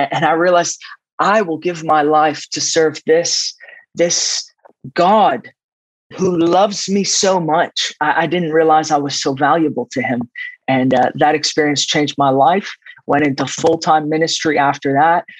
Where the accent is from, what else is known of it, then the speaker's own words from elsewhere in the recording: East Coast of the United States, United States; moved away as an adult; also born or lived in Middle East / Jordan; now in Redding, United States; When I was 7 years old, we had to smuggle out of the Middle East and where I grew up in the East Coast in the States.